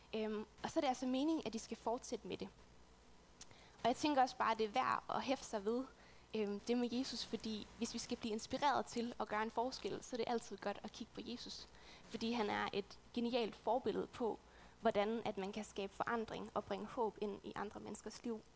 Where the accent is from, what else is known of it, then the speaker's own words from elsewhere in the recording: West Jutland, Central Denmark Region, Denmark; moved away as an adult; now in Odense, Denmark; jeg er oprindeligt fra Vestjylland, øhm, et sted ude på den jyske hede